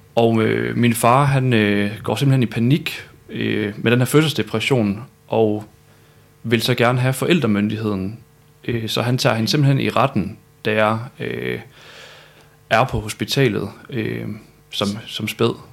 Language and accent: Danish; Malling, Central Denmark Region, Denmark; also born or lived in Viborg; now in Aarhus, Denmark; jeg er født i Viborg. Og så er jeg opvokset syd for Aarhus i Malling og Mårslet.